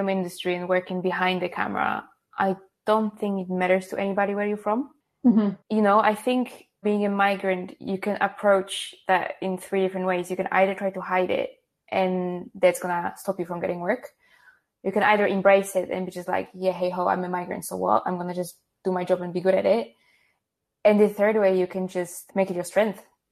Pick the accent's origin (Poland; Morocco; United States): Poland; English is a second language; now in United Kingdom